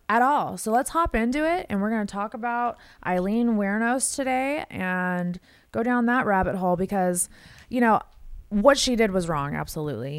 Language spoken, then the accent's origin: English; Las Vegas, Nevada, United States; I grew up in Vegas